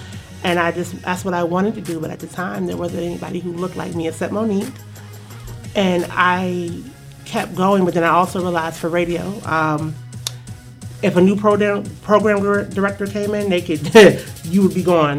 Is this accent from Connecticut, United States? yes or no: yes; Connecticut, United States; I know what you're talking about. I'm from Connecticut, Tri-State.